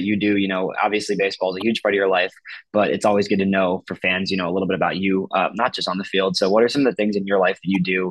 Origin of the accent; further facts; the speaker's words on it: Oak Park, Illinois, United States; Oak Park. That's my hometown